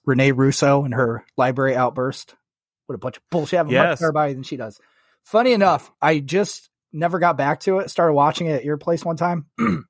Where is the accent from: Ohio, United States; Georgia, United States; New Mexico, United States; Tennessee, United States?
Ohio, United States; We're both from Ohio.